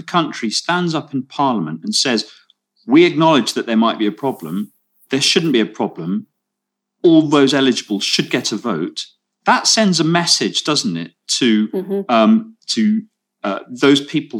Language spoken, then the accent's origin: English; United Kingdom; moved away; for many years I was a British voter overseas until I lost that, because after 15 years you lose, as a Brit, you lose your vote if you're not resident in the UK